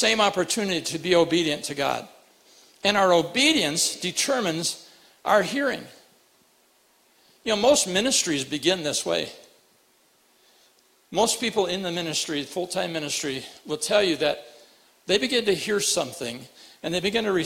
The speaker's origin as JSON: {"language": "English", "town": "Rapid City", "region": "South Dakota", "country": "United States", "tie": "born or raised there", "moved": "yes", "said": "I grew up in Rapid City"}